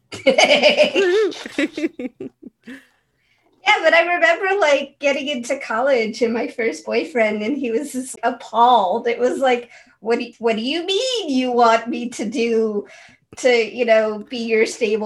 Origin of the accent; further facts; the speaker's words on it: San Francisco, California, United States; I grew up in San Francisco